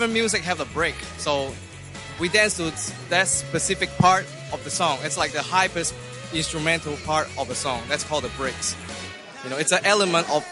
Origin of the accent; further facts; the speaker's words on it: Macau; I come from Macau